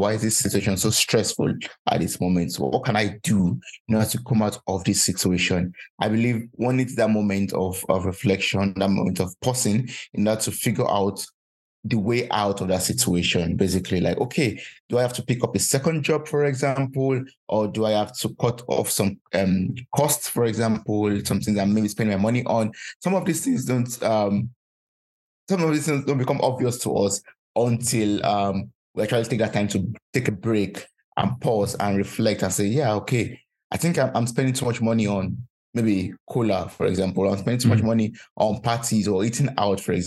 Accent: Nigeria; now in Germany; I'm originally from Nigeria, and we have a lot of Nigerians here in Germany

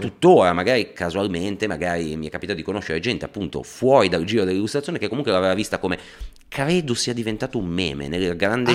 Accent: Liguria, Italy; io da Ligure

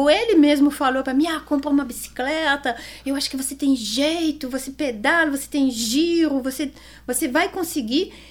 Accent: Switzerland; Portuguese is a second language; moved away as an adult; now in Brazil; sou conhecida como a Suíça mesma e fui super bem adotada aqui

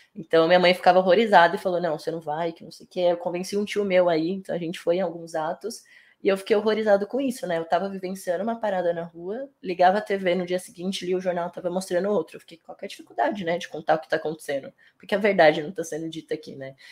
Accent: São Paulo, Brazil; Eu sou cria da Vila Nova Cachoeirinha, que é uma das quebradas aqui é, de São Paulo, zona norte de São Paulo.

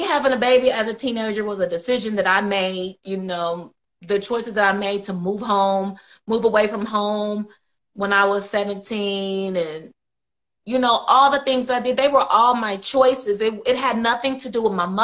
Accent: Indiana, United States; I grew up in Indiana my whole life

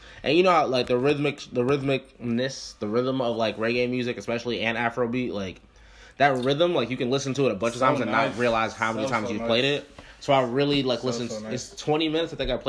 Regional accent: United States; as an American nigga, like, I mean, I'm Puerto Rican

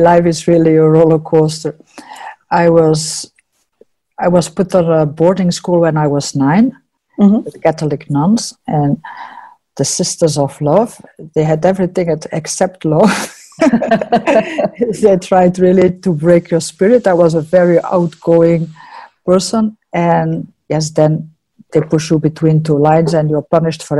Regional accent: Antwerp, Flanders, Belgium; moved away as an adult; now in New Zealand; I'm from Antwerp

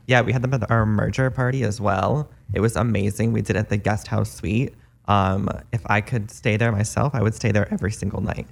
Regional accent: East Coast, United States; now in Los Angeles, United States; I'm originally from the East Coast and it's just too cold.

